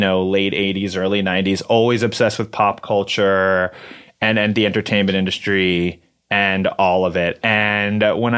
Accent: New York City, New York, United States; I grew up in New York City

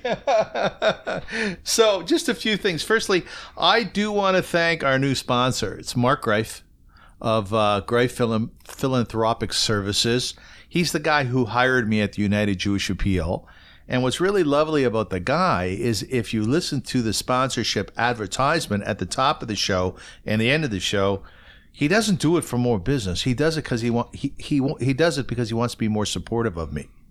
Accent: Kitchener, Ontario, Canada; I grew up in Kitchener

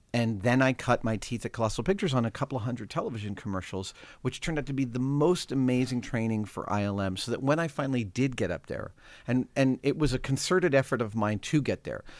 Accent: Sleepy Hollow, New York, United States; now in San Francisco, United States; I grew up in New York, uh, first few years in New York City, then in North Tarrytown, Sleepy Hollow, New York

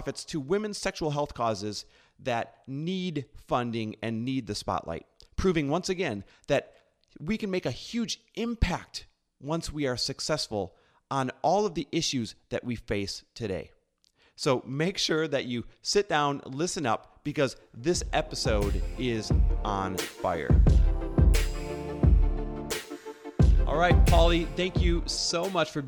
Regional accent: Wisconsin, United States; I grew up in the Midwest as well, Wisconsin

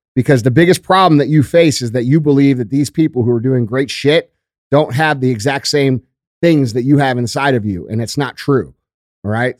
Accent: United States; I am the American fucking dream

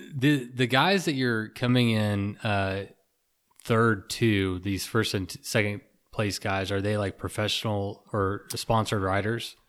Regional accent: Texas, United States; I grew up in Texas

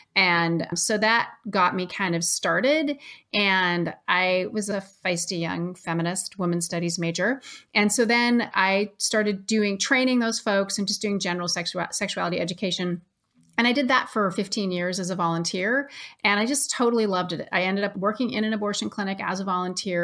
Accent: Ashland, Oregon, United States; I grew up in Ashland, Oregon, which is pretty liberal.

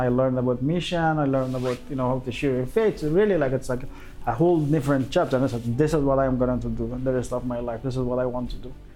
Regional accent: central Afghanistan, Afghanistan; moved away as an adult; now in Dubai, United Arab Emirates; I was born in Afghanistan and the central parts of Afghanistan when it was the communism government, and then when I was grade four, the Mujahideen camp, and then when I was grade seven, um, the Taliban camp, and then when I was grade ten

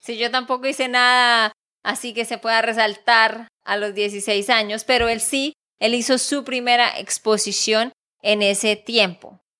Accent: Santander, Colombia; de Santander, Colombia

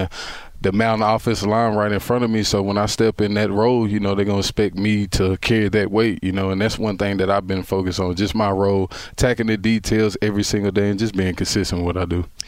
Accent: Texas, United States; I'm from Texas

